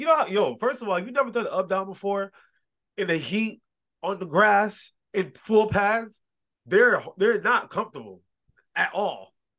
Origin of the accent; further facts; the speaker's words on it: Detroit, Michigan, United States; I grew up in Detroit